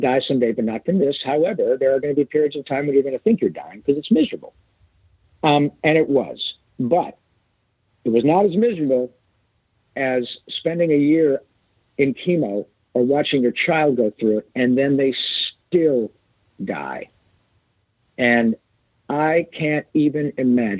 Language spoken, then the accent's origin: English; Michigan, United States; I grew up playing hockey in Michigan